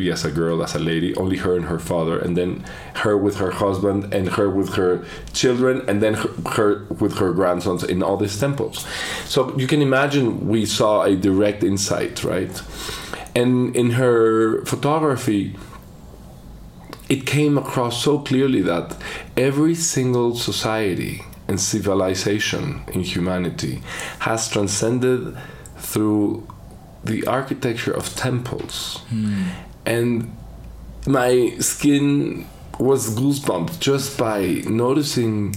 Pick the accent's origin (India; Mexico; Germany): Mexico; Mexico City; I was born here in Mexico City.